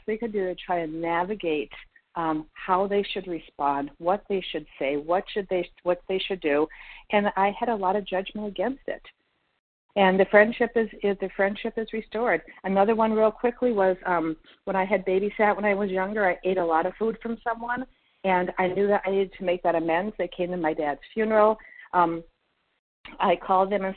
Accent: Minnesota, United States; also born or lived in Florida; we're from Minnesota

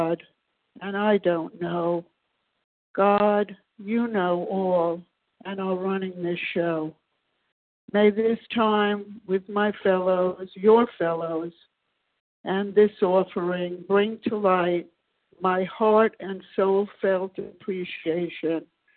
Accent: New York City, New York, United States; now in Maryland, United States; I was born, as I said, in Brooklyn, New York, many, many years ago

